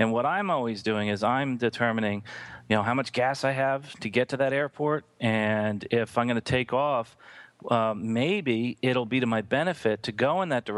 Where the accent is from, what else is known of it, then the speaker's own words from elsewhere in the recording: New Jersey, United States; moved away; I grew up in New Jersey